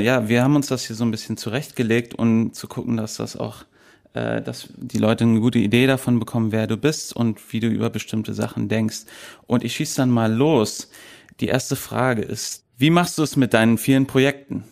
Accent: Berlin, Germany; accent: American; Ich bin mhm. auch zweisprachig aufgewachsen hier in Berlin

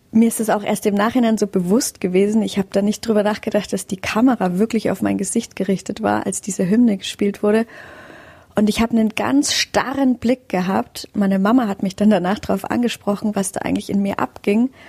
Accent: Aubenhausen, Bavaria, Germany; also born or lived in Fürstedt; Also bis zu meinem siebten Lebensjahr haben wir in Fürstedt, im Stadtrand von Rosenheim, gelebt, ehe wir dann tatsächlich nach Aubenhausen gezogen sind

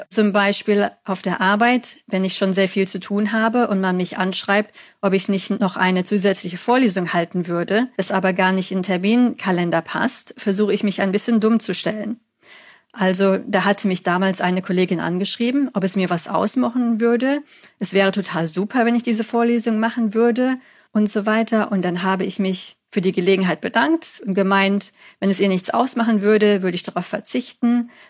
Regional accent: Germany; accent: German; Also man hat mir gesagt, dass mein Akzent jetzt nicht mehr so stark ist. Manche halten mich sogar für schottisch oder irisch.

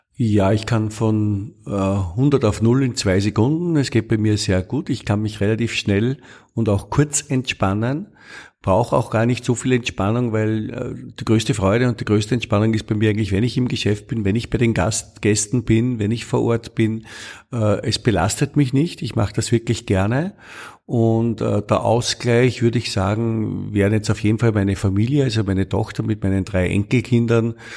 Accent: Austria; ich bin Österreicher

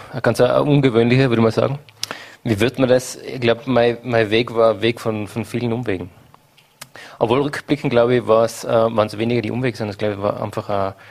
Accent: Hall in Tirol, Tyrol, Austria; born there; ich bin in Hall in Tirol geboren.

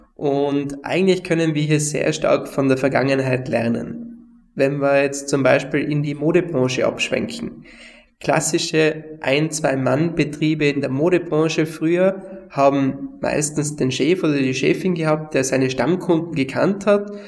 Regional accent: Tyrol, Austria; bei uns in Tirol

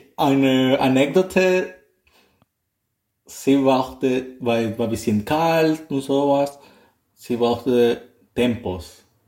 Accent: Nicaragua; German is a second language; moved away as an adult; now in Baden-Baden, Germany; Ich komme aus Nicaragua.

